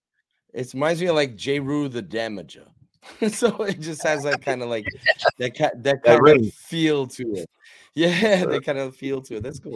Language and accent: English; New York City, New York, United States; Brooklyn born and raised.